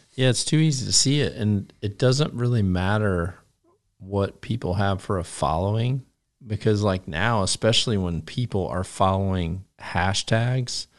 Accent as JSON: {"language": "English", "country": "United States", "also_born_or_lived": "Iowa", "moved": "yes", "said": "I came from Wisconsin in northern Illinois"}